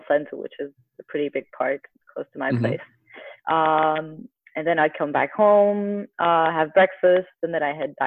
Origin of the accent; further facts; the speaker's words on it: Porto, Norte, Portugal; moved away as an adult; now in Lisbon, Portugal; I'm currently based in Lisbon, Portugal. I'm originally from Porto, but I've been living here for the past 10 years or so.